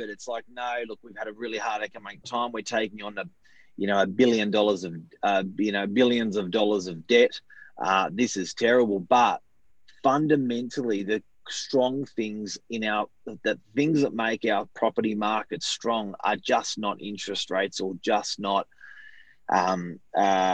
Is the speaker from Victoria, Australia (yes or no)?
no; New South Wales, Australia